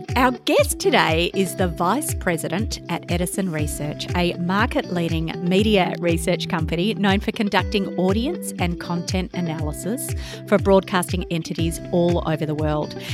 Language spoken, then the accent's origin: English; Australia; being an Australian researcher